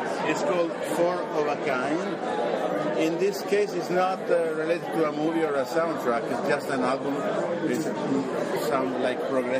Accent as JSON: {"language": "English", "country": "Italy", "moved": "as an adult", "lives_now": "Toronto, Canada", "said": "I live in Toronto right now. I am from Italy, but I moved 16 years ago to Canada."}